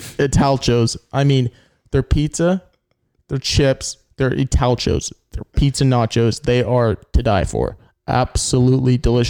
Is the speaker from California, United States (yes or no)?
no; Dallas, Texas, United States; I think we're from Dallas, if I do believe correctly.